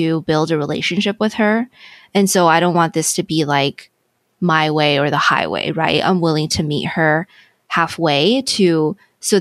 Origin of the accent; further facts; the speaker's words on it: California, United States; now in Texas, United States; We're originally from California